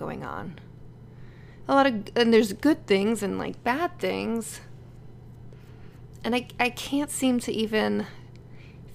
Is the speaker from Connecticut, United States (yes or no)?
yes; Connecticut, United States; moved away as an adult; now in Los Angeles, United States; move my family back to Connecticut